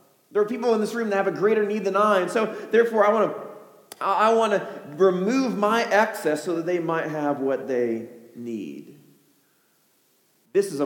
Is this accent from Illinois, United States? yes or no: yes; Chicago, Illinois, United States; I'm from Chicago